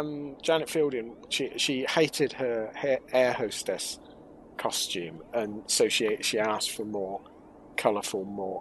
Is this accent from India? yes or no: no; Oxford, South East England, United Kingdom; growing up in Oxford